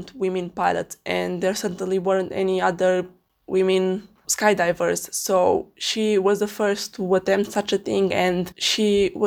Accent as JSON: {"language": "English", "town": "Alba Iulia", "region": "Alba County", "country": "Romania", "tie": "born or raised there", "said": "I live in Alba Iulia, Romania, a quite small town with 40,000 people."}